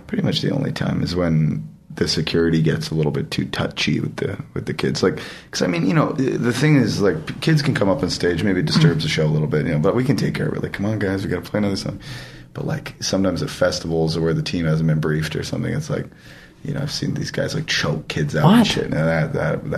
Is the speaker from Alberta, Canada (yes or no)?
yes; Edmonton, Alberta, Canada; nobody came to my hometown